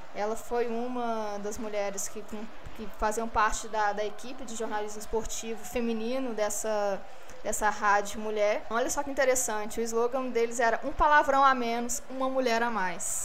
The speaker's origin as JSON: {"language": "Portuguese", "town": "Belo Horizonte", "region": "Minas Gerais", "country": "Brazil", "said": "Eu sou aqui da região, da zona leste de BH"}